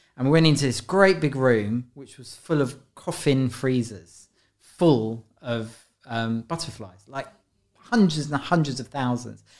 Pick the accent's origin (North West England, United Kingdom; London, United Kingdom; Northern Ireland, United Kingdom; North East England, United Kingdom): London, United Kingdom; also born or lived in Paris; I grew up in London. Um, I was born in Guy's Hospital in London Bridge